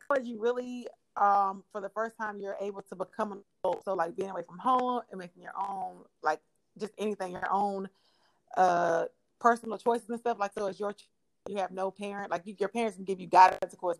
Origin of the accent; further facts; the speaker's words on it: Oxford, North Carolina, United States; Oxford, which is my hometown